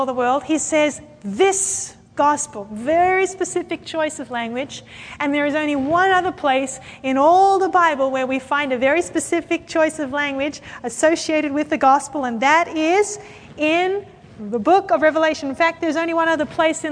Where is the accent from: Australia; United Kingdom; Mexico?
Australia; Sydney, New South Wales; I come from Sydney, Australia